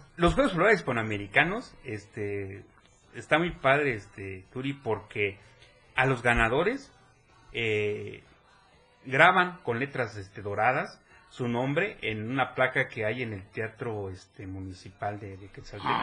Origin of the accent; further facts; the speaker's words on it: Chiapas, Mexico; soy el primer chiapaneco.